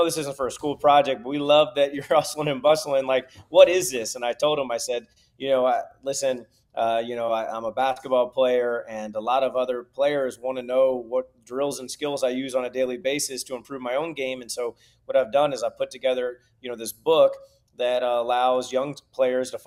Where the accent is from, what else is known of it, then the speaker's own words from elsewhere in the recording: St. Louis, Missouri, United States; also born or lived in Nashville; growing up in St. Louis, you get, you know, all the seasons